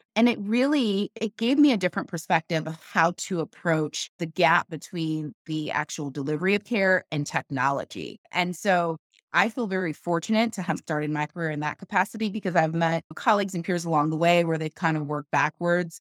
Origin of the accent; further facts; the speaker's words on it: Kansas City, Missouri, United States; now in Austin, United States; Kansas City, my hometown, go Chiefs, that's where I'm from